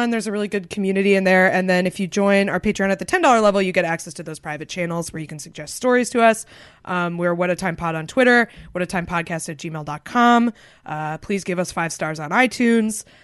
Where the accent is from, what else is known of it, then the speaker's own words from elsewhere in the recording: Concord, New Hampshire, United States; Concord, New Hampshire.